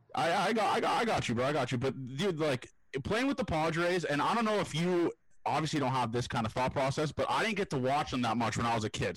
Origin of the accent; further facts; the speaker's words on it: Toronto, Ontario, Canada; I'm from Toronto